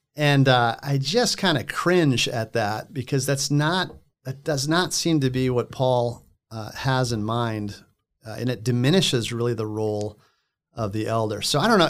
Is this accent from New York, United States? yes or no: no; Cottonwood, Minnesota, United States; moved away as an adult; also born or lived in Lakewood, Colorado; now in Littleton, United States; I'm from Minnesota originally, so just north of here and west. Uh, in a small town called Cottonwood, maybe an hour and a half from Sioux Falls.